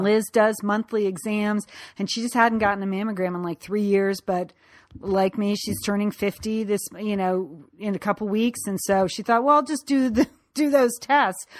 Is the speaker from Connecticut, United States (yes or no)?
yes; Connecticut, United States; growing up in Connecticut from high school